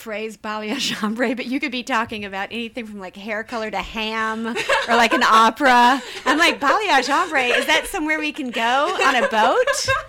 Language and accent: English; the South, United States; growing up in the South, as a little girl in a small town in the South